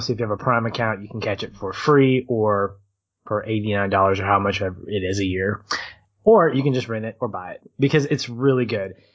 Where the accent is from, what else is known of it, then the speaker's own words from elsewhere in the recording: United States; i love being an American